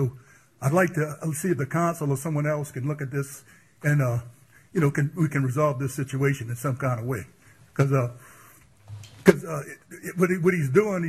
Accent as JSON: {"language": "English", "town": "Crown Point", "region": "Louisiana", "country": "United States", "tie": "born or raised there", "moved": "yes", "said": "I was born and raised down in Crown Point. I know the flow of the water. I know everything about it down there. I moved away for a while and I came back. I built a house down there. And since then, I've been down there 18 years."}